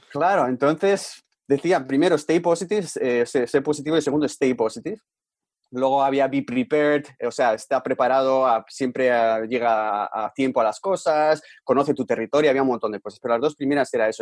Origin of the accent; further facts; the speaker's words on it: Bilbao, Basque Country, Spain; moved away as an adult; also born or lived in Vancouver, Canada; Bilbao, de donde eh, somos nosotros